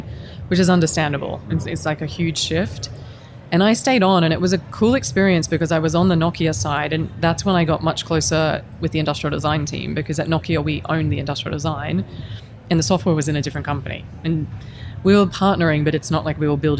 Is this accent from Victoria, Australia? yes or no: no; Queensland, Australia; moved away as an adult; also born or lived in Helsinki, Finland; I'm from Queensland